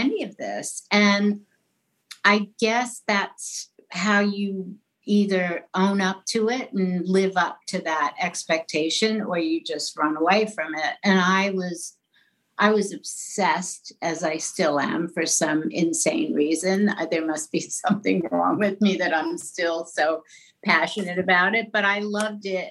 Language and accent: English; New York City, New York, United States; accent: New York; I grew up in New York City, in an Irish Catholic neighborhood